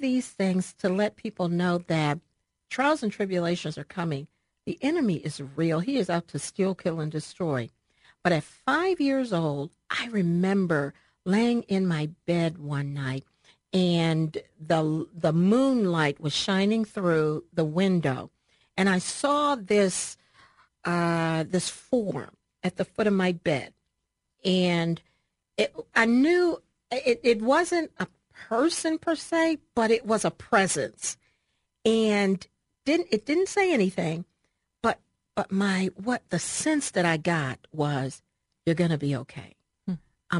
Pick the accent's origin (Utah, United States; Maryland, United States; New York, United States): Maryland, United States; Baltimore; I'm originally from Baltimore, Maryland, raised by my grandmother, Pearl